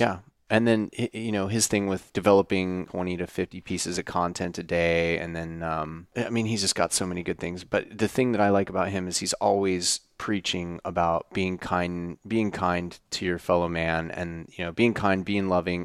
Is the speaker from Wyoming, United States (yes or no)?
yes; Wyoming, United States; moved away; I grew up in Wyoming on a ranch